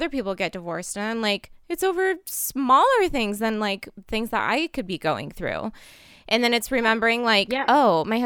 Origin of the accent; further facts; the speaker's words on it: Portland, Oregon, United States; I grew up in Portland.